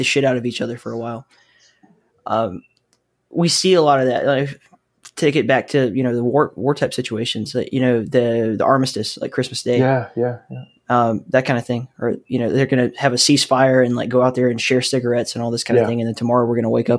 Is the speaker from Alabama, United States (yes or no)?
yes; Alabama, United States; I grew up in the Southeast, and it is not a thing there.